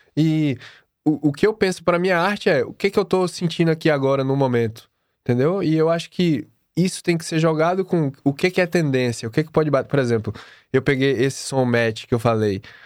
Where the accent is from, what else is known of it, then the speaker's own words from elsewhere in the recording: Bahia, Brazil; moved away; eu vim da Bahia